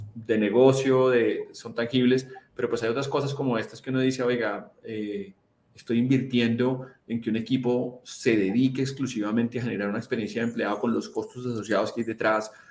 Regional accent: Colombia; donde yo nací, que, que es en Colombia

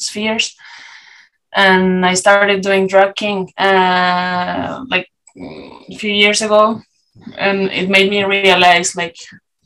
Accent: Chile; English is a second language; now in Lille, France; we come from Chile

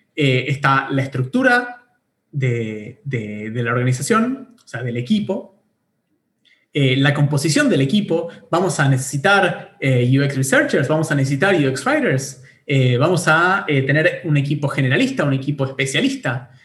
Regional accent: Bariloche, Río Negro, Argentina; moved away as an adult; now in Buenos Aires, Argentina; soy nacido en Bariloche, en el sur de Argentina. Eh, me vine a estudiar eh, ingeniería informática a Buenos Aires hace ya como, no sé, en el 2006

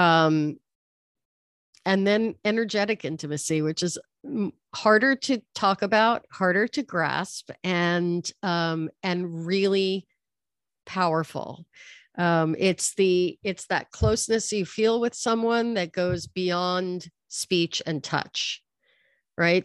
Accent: New York, United States; moved away as an adult; now in Los Angeles, United States; I grew up in New York, and I've been living in Los Angeles for thirty years

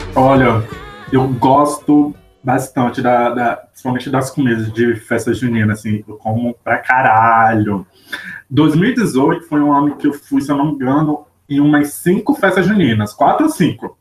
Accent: Manaus, Amazonas, Brazil; moved away; na minha terra a gente chama de canjica, lá para Manaus.

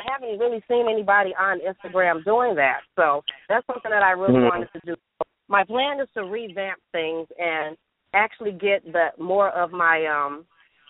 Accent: Chicago, Illinois, United States; moved away as an adult; now in Woodstock, United States; I'm located in Woodstock, Illinois, but I was born and raised in Chicago

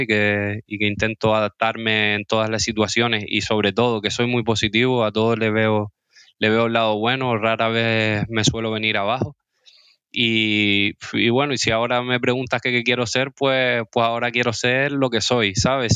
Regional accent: Las Palmas de Gran Canaria, Canary Islands, Spain; yo soy de Las Palmas de Gran Canaria, tengo 27 años

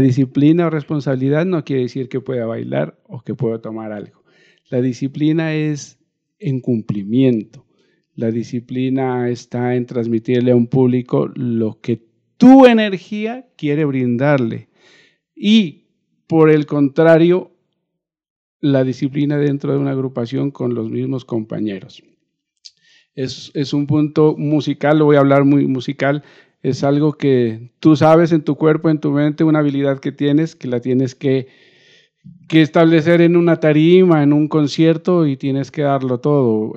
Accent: Nariño, Colombia; moved away; partí de, mi tierra, pero siempre mi corazón ha estado acá

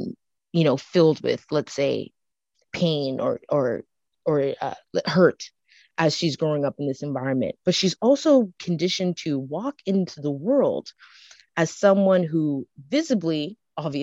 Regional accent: Canada; I'm also growing up in Canada with another culture.

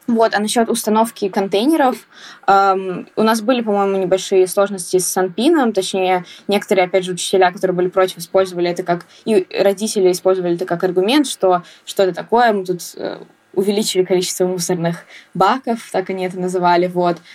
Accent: Saint Petersburg, Russia; я из города Санкт-Петербург

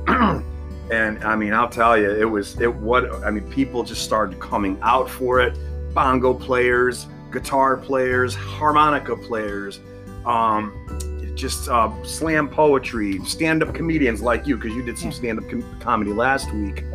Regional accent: Connecticut, United States; moved away as an adult; now in Middletown, Ohio, United States; I'm originally from Connecticut, the East Coast

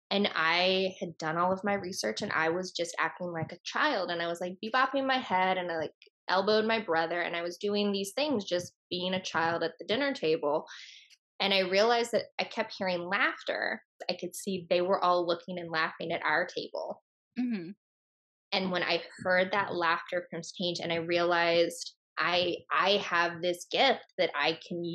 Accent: Virginia, United States; moved away; also born or lived in New York; we are both from Virginia and from the Southeast

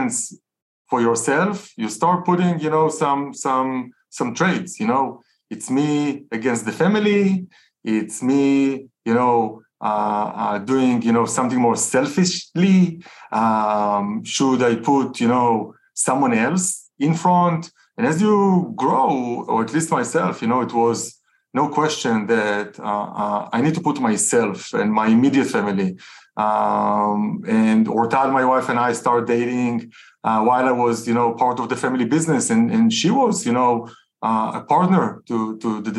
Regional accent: Tel Aviv, Tel Aviv District, Israel; So I'm Israeli, you know, I grew up in Tel Aviv, grew up in a very entrepreneurial home.

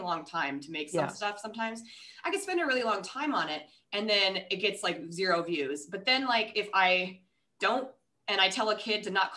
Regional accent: Rochester, Minnesota, United States; now in Hawaii, United States; I'm actually originally from Minnesota. So we lived, but like Rochester.

